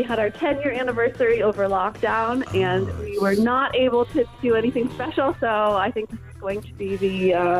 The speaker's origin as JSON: {"language": "English", "town": "Chicago", "region": "Illinois", "country": "United States", "also_born_or_lived": "Spain", "accent": "American", "moved": "as an adult", "lives_now": "Bristol, United Kingdom", "said": "I'm from Chicago."}